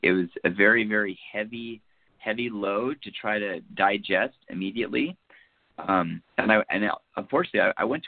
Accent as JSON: {"language": "English", "town": "Seattle", "region": "Washington", "country": "United States", "tie": "born or raised there", "said": "I'm from the Seattle area. I grew up in this, born and raised"}